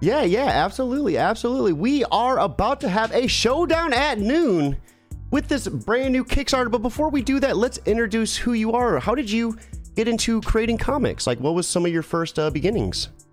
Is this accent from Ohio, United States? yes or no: yes; Ohio, United States; I'm from Ohio